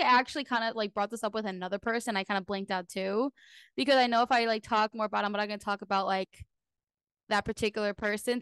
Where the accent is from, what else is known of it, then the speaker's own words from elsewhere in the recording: New Jersey, United States; also born or lived in Orlando, Florida; now in Cape Coral, United States; I'm originally from New Jersey